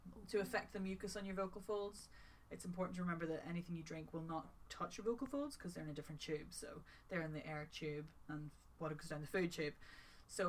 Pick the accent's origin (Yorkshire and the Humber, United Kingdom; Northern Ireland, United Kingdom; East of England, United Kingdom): Northern Ireland, United Kingdom; also born or lived in London; now in Manchester, United Kingdom; I'm one of the few Northern Irish female voiceovers of my age with a home studio